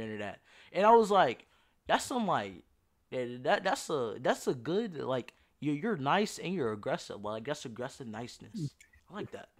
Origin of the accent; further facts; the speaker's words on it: Louisiana, United States; I'm from Louisiana